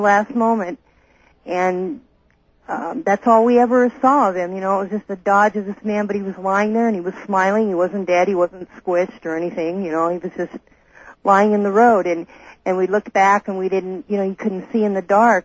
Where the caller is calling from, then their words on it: Merced, California, United States; I'm calling from Merced, KYOS